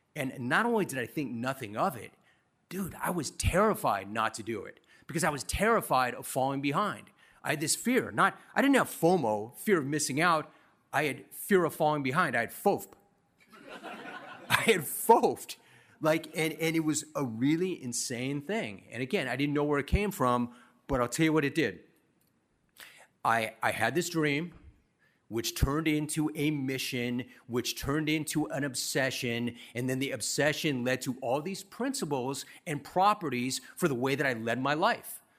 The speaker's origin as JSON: {"language": "English", "region": "Southern California", "country": "United States", "said": "I was some rando from Southern California"}